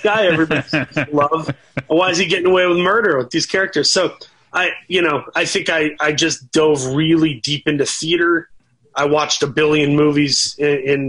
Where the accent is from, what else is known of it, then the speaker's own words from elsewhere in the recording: Saginaw, Michigan, United States; also born or lived in Grand Rapids, Michigan; I was born in Grand Rapids, grew up in Saginaw, and one of four kids